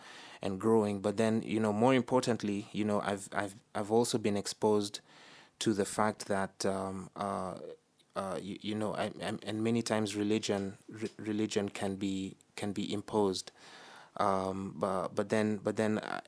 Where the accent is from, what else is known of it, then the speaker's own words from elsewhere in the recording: Nairobi, Kenya; I'm originally of Ugandan descent. I was born and raised in Nairobi, Kenya, which is where I spent most of my life.